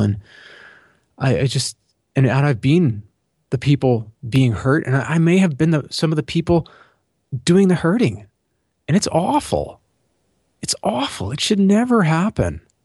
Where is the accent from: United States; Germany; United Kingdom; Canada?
Canada; being Canadian